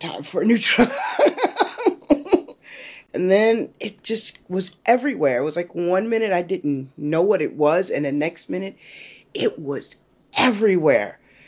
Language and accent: English; Washington, District of Columbia, United States; I am from Washington, D.C.